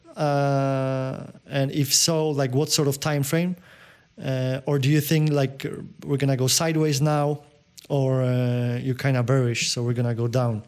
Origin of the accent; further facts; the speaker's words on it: Poland; accent: Polish; English is a second language; my accent, you know the Pol- Polak crazy Polak accent